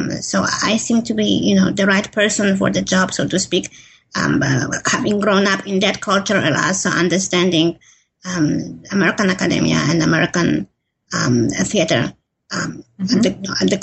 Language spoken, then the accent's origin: English; Poland; moved away as an adult; now in United States; I grew up in Poland, and I moved to the U.S. when I was in my early 20s.